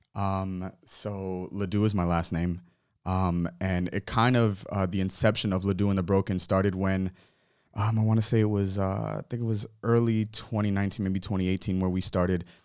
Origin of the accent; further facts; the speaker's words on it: Miramar, Florida, United States; also born or lived in Hollywood, Florida / Ives Dairy, Florida / Little Haiti, Florida; now in Fort Lauderdale, United States; I was born, um, in, uh, Hollywood, raised in Miramar, uh, for like the first fifteen years of my life